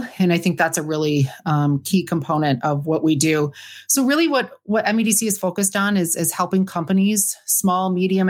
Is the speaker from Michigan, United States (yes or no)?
yes; Marquette, Michigan, United States; I am a Youper. Yes. Born and raised in Marquette. A little bit north of Marquette